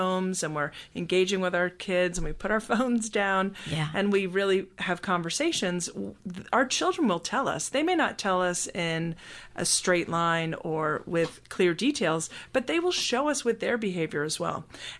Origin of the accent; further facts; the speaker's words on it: Scotland, United Kingdom; now in United States; I come from a British background. I was born in Scotland and was raised there until we moved to the United States.